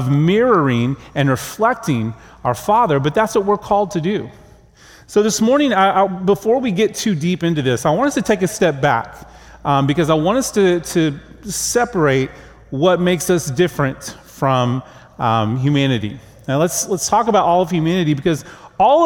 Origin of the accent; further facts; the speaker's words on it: Oklahoma, United States; moved away; I grew up in Oklahoma in a Christian home with godly parents